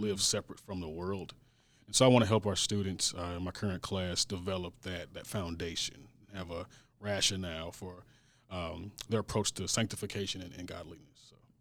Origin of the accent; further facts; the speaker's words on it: St. Louis, Missouri, United States; born and raised in Saint Louis, graduated from an S L P S high school